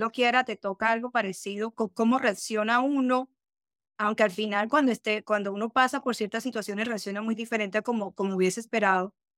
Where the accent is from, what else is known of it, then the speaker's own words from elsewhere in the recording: Colombia; en mi país, Colombia